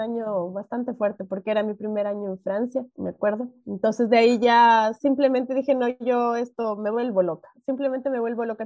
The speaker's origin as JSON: {"language": "Spanish", "country": "Ecuador", "tie": "born or raised there", "said": "yo nací en Ecuador y a mí me decían que yo era de un país subdesarrollado"}